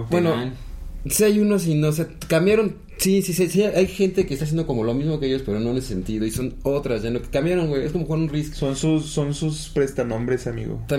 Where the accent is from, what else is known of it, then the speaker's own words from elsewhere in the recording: Toluca, State of Mexico, Mexico; Digo, este, soy choricero de Toluca.